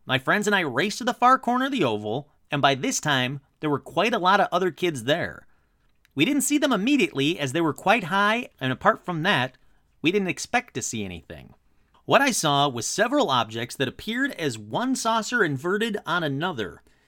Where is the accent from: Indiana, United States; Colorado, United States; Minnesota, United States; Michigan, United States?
Michigan, United States; my home state of Michigan